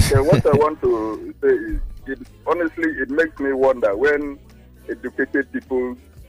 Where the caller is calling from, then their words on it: Apapa, Lagos, Nigeria; Good morning. … calling from Apapa.